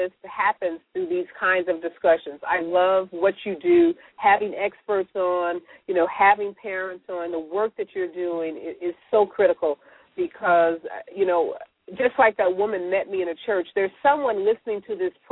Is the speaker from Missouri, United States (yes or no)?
yes; St. Louis, Missouri, United States; My hometown